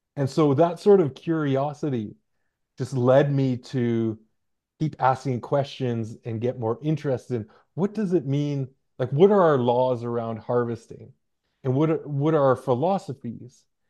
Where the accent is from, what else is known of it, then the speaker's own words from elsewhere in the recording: Hartley Bay, British Columbia, Canada; now in Victoria, Canada; I come from a small community called Hartley Bay